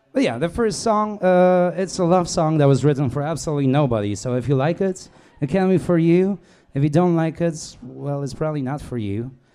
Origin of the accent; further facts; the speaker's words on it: Krakow, Lesser Poland, Poland; English is a second language; I'm from Poland, Krakow. More or less. It's a little more complicated